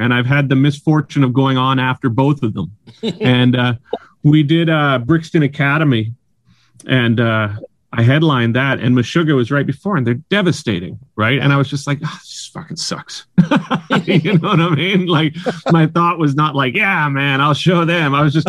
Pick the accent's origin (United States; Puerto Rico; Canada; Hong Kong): Canada; Surrey, British Columbia; now in Vancouver, Canada; was born and raised in Surrey, and I kind of, I think the thing is as well is for me, Vancouver is where I live.